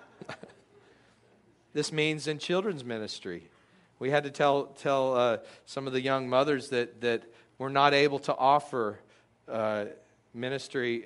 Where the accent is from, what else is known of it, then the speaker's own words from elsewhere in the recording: Texas, United States; I grew up in Texas